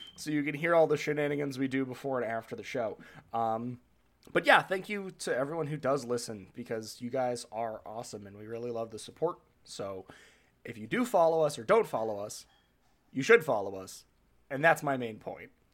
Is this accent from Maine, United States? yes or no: no; New Hampshire, United States; I grew up in New Hampshire